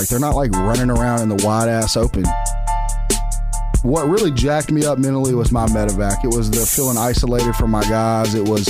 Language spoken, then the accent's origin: English; Memphis, Tennessee, United States; I'm from Memphis, Tennessee.